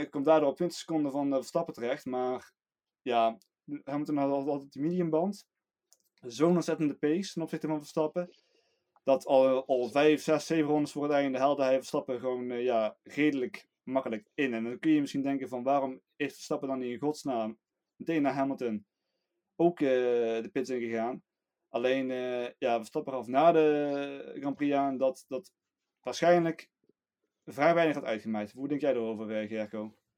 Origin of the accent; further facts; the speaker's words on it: Netherlands; we als Nederlander